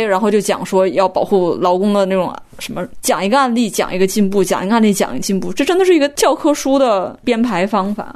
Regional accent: China; 我作为一个中国人

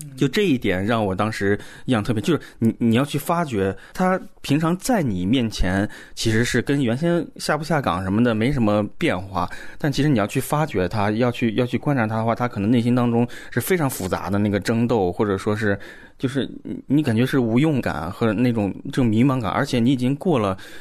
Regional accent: Huabei Oilfield, Hebei, China; 我的老家是华北油田

